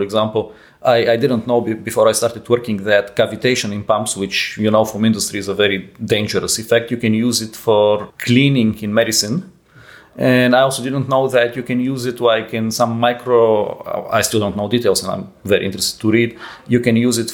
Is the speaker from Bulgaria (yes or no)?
yes; Bulgaria; moved away; also born or lived in Netherlands; I'm from Europe. I was born in Bulgaria and I started in the Netherlands